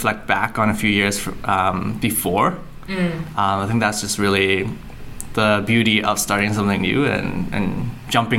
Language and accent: English; Vancouver, British Columbia, Canada; I grew up in Vancouver, right? So I've been here for like 25 years, and that's my age